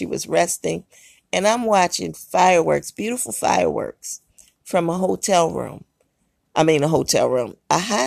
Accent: Baltimore, Maryland, United States; I grew up in Maryland and Baltimore

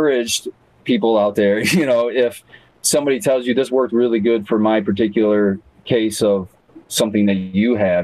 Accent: Jackson, Michigan, United States; I'm from Jackson

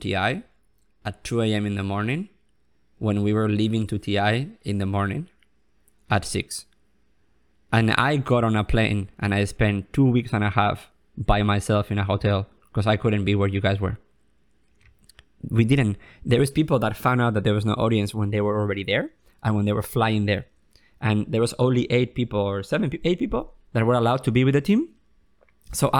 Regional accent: United States; I have Spanish and I'm American

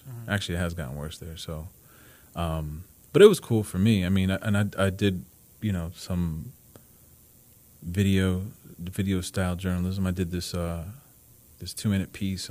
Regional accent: New Jersey, United States; moved away as an adult; also born or lived in Los Angeles; I'm from New Jersey.

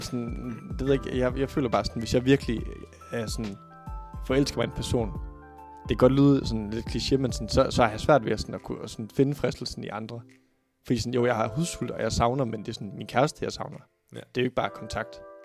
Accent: Thy, North Denmark Region, Denmark; now in Aarhus, Denmark; i Thy, der hvor jeg er fra

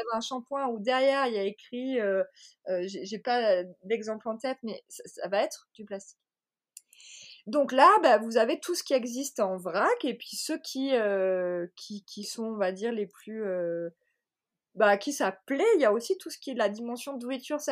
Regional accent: Marseille, Provence-Alpes-Côte d'Azur, France; je suis marseillaise

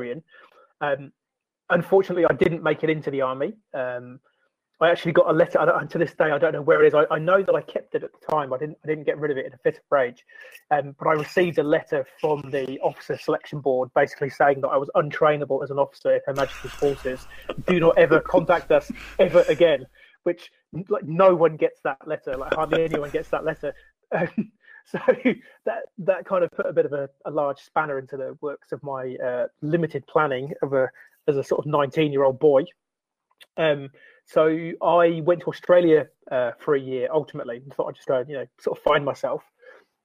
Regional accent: Oakley, South East England, United Kingdom; moved away as an adult; also born or lived in Abingdon / Cardiff; now in Christchurch, United Kingdom; I grew up originally in a really small village in the middle of kind of Oxfordshire, called Oakley

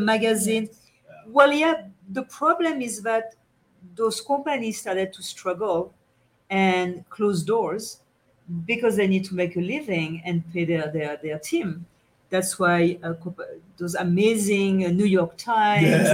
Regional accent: France; accent: French; English is a second language; my French accent

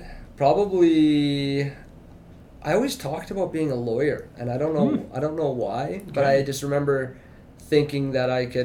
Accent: Watrous, Saskatchewan, Canada; Born and raised. Yeah. I think I was actually like one of the last babies born in the Watrous Hospital.

